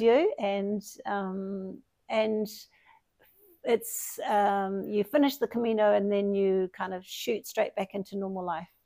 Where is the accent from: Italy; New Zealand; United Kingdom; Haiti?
New Zealand; I'm from New Zealand